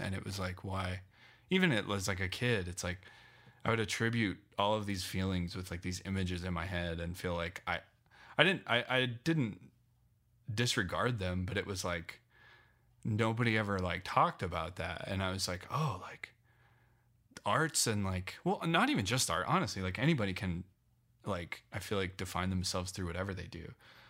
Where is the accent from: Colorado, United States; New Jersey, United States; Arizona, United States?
Colorado, United States; Loveland; moved away as an adult; also born or lived in Phoenix; Yeah. So I grew up in Loveland, until I was 18, and then I moved to Phoenix for 8